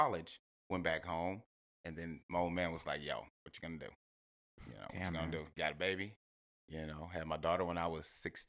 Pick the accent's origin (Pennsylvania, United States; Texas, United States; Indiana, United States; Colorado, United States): Texas, United States; Corpus Christi; also born or lived in Houston; kind of grew up in Corpus Christi. That's where I grew up when I was young.